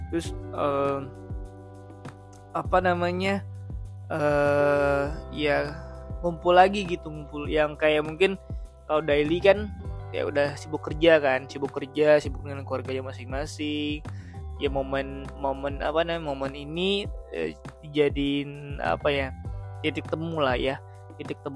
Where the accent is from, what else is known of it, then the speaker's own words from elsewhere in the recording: Padang, West Sumatra, Indonesia; nah aku kan orang Padang kan ya maksudnya uh, mungkin kamu juga bukan orang